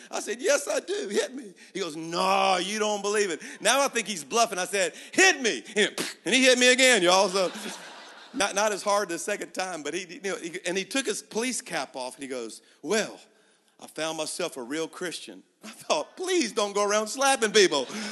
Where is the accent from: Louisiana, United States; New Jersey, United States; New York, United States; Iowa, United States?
Louisiana, United States; Baton Rouge; now in Birmingham, United States; I was at my hometown in Baton Rouge, Louisiana, where I'm from